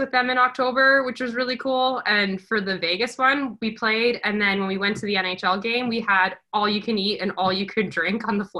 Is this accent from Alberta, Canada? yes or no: yes; Alberta, Canada; born there; I was born in Alberta. I only stayed there for a little bit